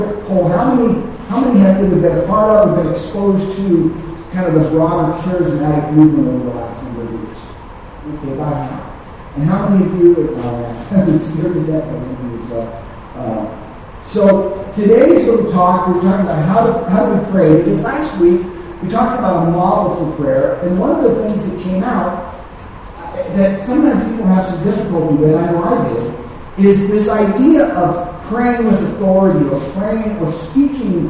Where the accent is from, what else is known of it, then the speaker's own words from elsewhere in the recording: United States; I'm an American